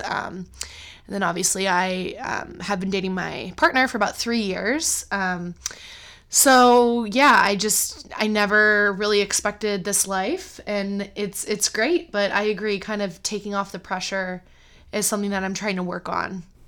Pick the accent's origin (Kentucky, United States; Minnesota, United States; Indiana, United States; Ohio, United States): Ohio, United States; Cleveland; moved away as an adult; also born or lived in China; I, um, live near my hometown now in Cleveland, Ohio, which I never expected I would move back to Cleveland